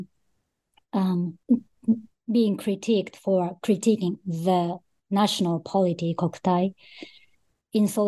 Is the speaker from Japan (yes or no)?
yes; Japan; also born or lived in Australia / Russia; I was born in Japan and grew up in Japan most of my life.